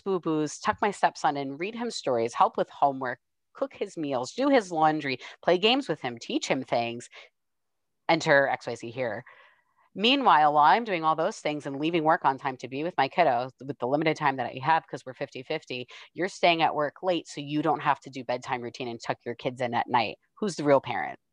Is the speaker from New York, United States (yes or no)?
yes; New York, United States; moved away; I'm from New York originally